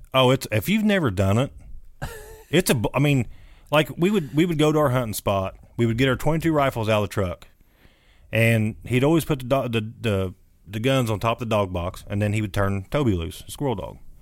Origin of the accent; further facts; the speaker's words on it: Jackson County, Indiana, United States; moved away as an adult; now in Washington County, Indiana, United States; I am from Jackson County.